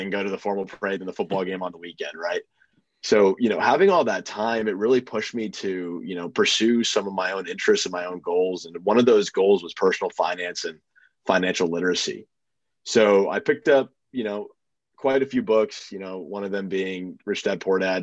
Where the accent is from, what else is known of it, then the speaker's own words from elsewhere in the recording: Boston, Massachusetts, United States; moved away; also born or lived in Purdue, Indiana; I'm from Boston.